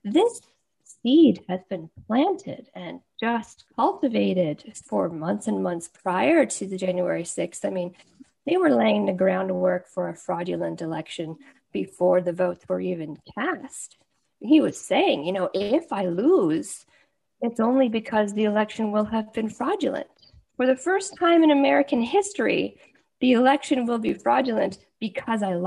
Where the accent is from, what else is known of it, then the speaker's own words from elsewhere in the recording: Canada; as a Canadian